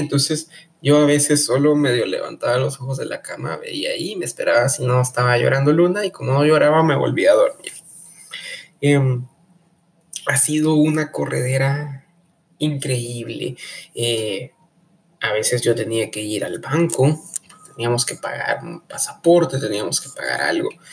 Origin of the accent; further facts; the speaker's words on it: Guatemala; ser uno guatemalteco y desconfiado